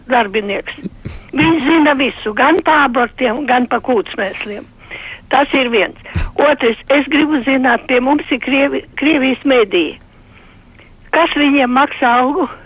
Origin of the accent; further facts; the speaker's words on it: Lithuania; now in Latvia; dzīvojam jau Latvijā ļoti sen, uh, esam atbraukuši no Lietuvas, ja ar pastāvīgu, uh, eh, tad tagad jau 30 gadus, ja šeit Latvijā esot.